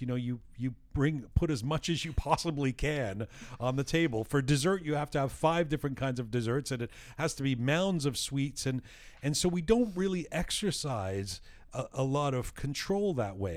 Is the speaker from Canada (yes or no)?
yes; Canada; we were growing up in Canada